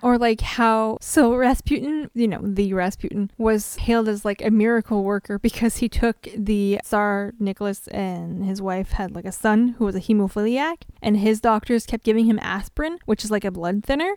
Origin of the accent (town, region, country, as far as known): French Canada, Canada